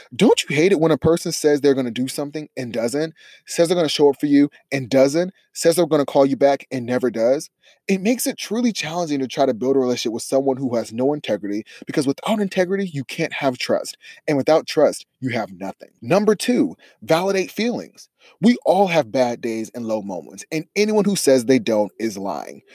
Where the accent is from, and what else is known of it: Columbus, Ohio, United States; born or raised there